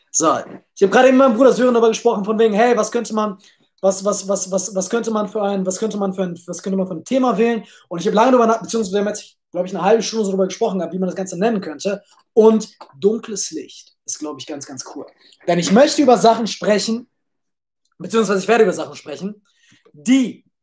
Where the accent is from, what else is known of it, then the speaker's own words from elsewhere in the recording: Düsseldorf, North Rhine-Westphalia, Germany; also born or lived in Cologne; now in Vienna, Austria; Geboren, gebo geboren, aufgewachsen in Düsseldorf, vier Jahre in Köln bis 18, mit, dann von zu Hause abgehauen, vier Jahre in Köln gelebt und jetzt mittlerweile in äh, Wien.